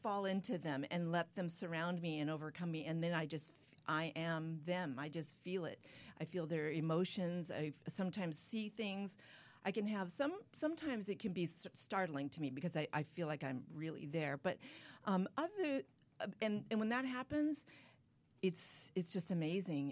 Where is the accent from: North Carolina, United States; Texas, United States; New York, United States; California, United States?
California, United States; San Clemente; down in my hometown, San Clemente, California